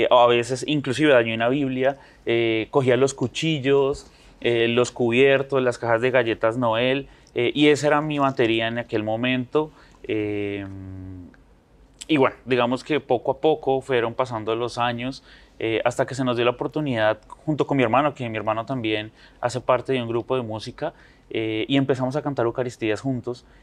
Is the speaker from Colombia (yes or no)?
yes; Bogotá, Colombia; yo nací en la ciudad